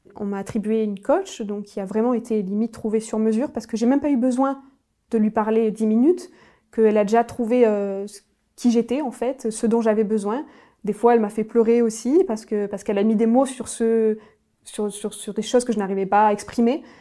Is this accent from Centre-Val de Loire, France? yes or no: no; Nîmes, Occitania, France; je suis originaire euh, du sud de la France, de Nîmes plus précisément